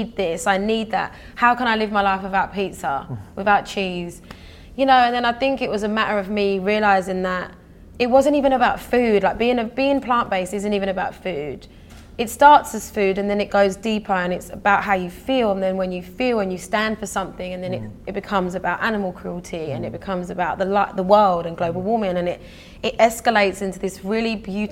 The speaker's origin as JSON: {"language": "English", "area": "Essex", "region": "East of England", "country": "United Kingdom", "tie": "born or raised there", "also_born_or_lived": "London", "said": "So I grew up in Essex, and my school was very multicultural"}